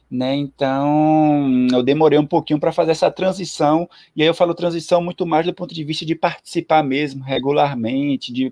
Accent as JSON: {"language": "Portuguese", "town": "Ilhéus", "region": "Bahia", "country": "Brazil", "also_born_or_lived": "Salvador / Aracaju / São Paulo", "lives_now": "Recife, Brazil", "said": "eu sou baiano, sou de Ilhéus, do sul da Bahia."}